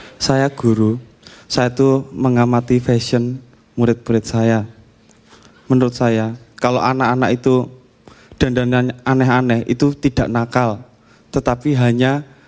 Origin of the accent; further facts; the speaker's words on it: Java, Indonesia; saya Jawa, keluarga saya itu memegang erat budaya Eropa